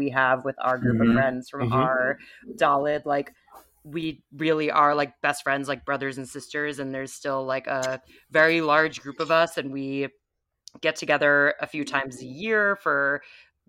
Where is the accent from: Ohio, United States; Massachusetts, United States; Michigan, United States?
Massachusetts, United States; Needham; We grew up together in Needham